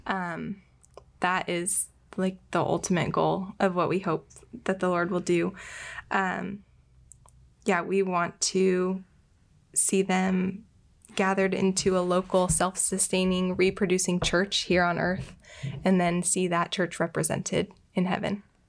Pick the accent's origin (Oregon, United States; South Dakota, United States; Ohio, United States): Oregon, United States; Bend; moved away as an adult; also born or lived in Tijuana; now in Portland, United States; I'm from Bend. Uh, grew up there.